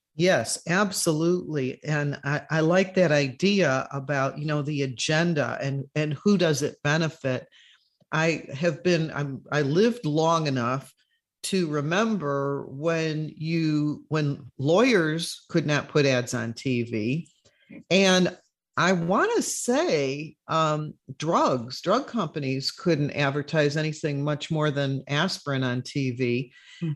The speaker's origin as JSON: {"language": "English", "town": "Chicago", "region": "Illinois", "country": "United States", "tie": "born or raised there", "moved": "yes", "lives_now": "Florida, United States", "said": "when I was growing up in Chicago"}